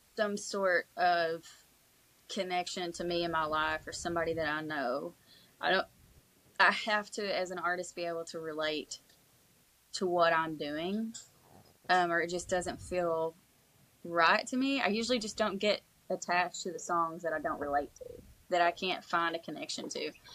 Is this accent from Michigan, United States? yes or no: no; East Kentucky, United States; moved away as an adult; now in Tennessee, United States; I hadn't been born and raised in in East Kentucky